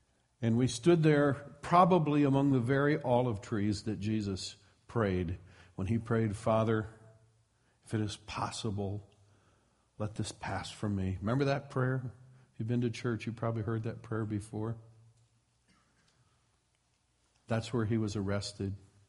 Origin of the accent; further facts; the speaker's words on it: Midwest, United States; now in Petaluma, United States; I come from the Midwest, and so we have a few farmer expressions.